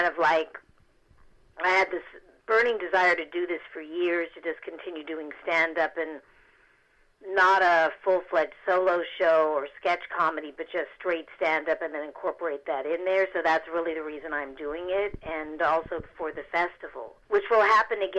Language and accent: English; Beverly Hills, California, United States; also born or lived in Seattle / New York / Hollywood; growing up on Crescent Drive in Beverly Hills in this ultra-haunted house